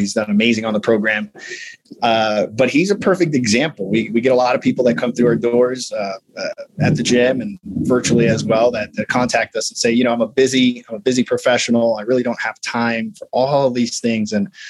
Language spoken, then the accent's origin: English; Midwest, United States; I'm big bone. I'm from the Midwest.